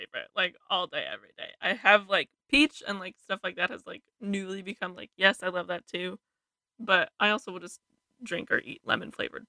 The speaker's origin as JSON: {"language": "English", "area": "San Francisco Bay Area", "region": "California", "country": "United States", "said": "I'm from the Bay Area"}